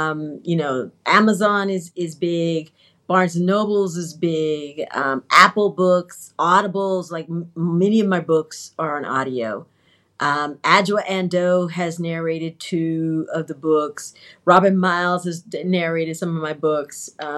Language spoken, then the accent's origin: English; South, Trinidad & Tobago; Because, yeah, I'm Trinidadian South.